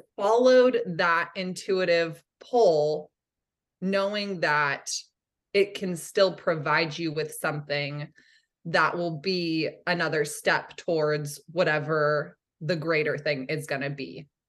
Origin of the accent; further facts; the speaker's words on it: Santa Cruz, California, United States; I grew up in Santa Cruz, California